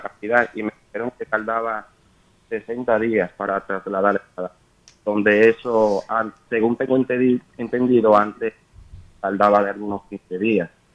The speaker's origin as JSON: {"language": "Spanish", "country": "Dominican Republic", "moved": "yes", "lives_now": "Madrid, Spain", "said": "como somos dominicanos"}